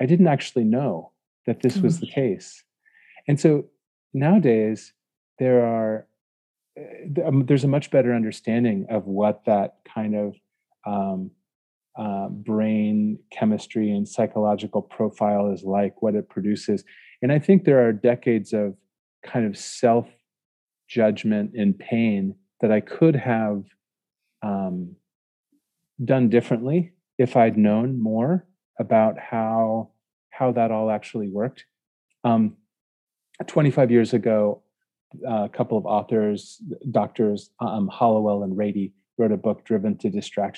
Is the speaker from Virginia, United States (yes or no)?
no; Ohio, United States; when I was young, growing up in Ohio, in the middle of the United States